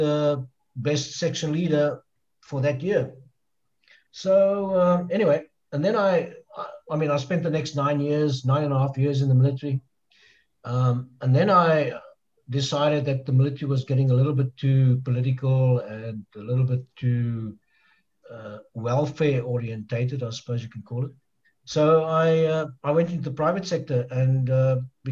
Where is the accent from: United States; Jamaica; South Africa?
South Africa; also born or lived in East Kalimantan, Indonesia; now in Jakarta, Indonesia; I said, South Africa